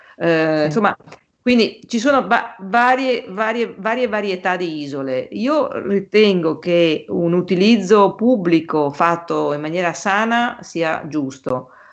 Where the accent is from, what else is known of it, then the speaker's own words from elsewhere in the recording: Venice, Veneto, Italy; siamo italiani e in più siamo anche veneziani